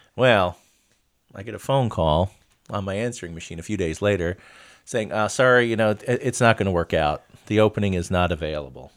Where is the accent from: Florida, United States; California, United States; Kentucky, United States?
Florida, United States; Miami; moved away; I grew up in Miami, and we, we called them U of M or U M.